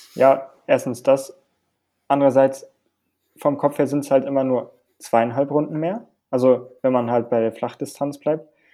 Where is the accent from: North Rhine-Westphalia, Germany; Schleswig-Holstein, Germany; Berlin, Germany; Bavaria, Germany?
North Rhine-Westphalia, Germany; Hilden; moved away; bei uns in Hilden auf der Anlage